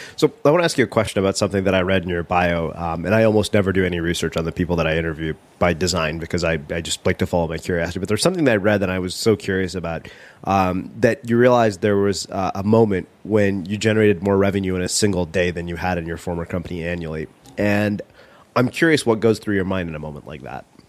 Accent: India; being Indian

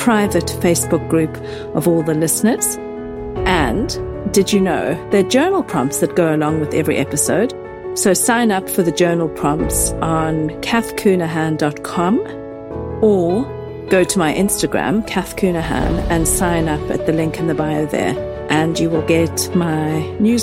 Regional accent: South Africa; moved away; where I grew up in South Africa

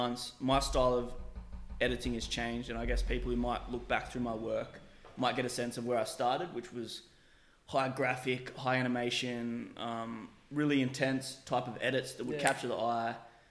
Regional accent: Australia; born and bred in Australia, but quite obviously with something else in me, being African

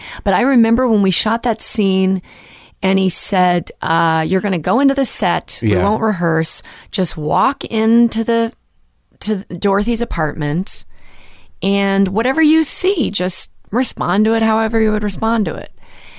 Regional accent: Pacific Northwest, United States; growing up in the Northwest obviously felt like. It was white picket fences and there was murders down the street.

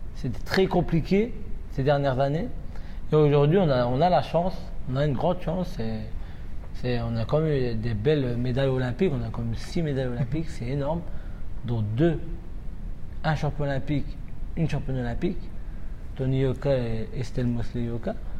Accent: France; je suis né en France, j'ai été élevé ici et ma formation a été faite ici.

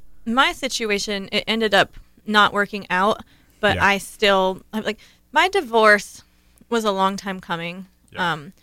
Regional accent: Ohio, United States; I grew up in Ohio.

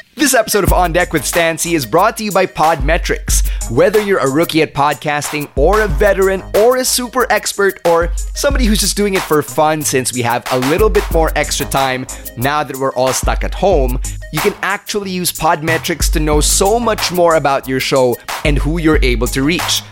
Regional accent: Philippines; Chinese Filipino like me

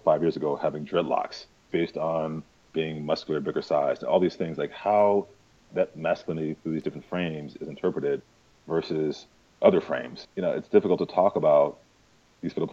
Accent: St. Louis, Missouri, United States; now in New York City, United States; I'm actually from St. Louis, Missouri

